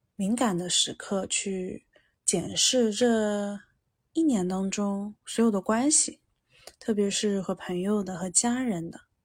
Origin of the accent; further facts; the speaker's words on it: Jiangsu-Zhejiang area, China; 我出生在江浙地区嘛，然后我们这儿都是商人性格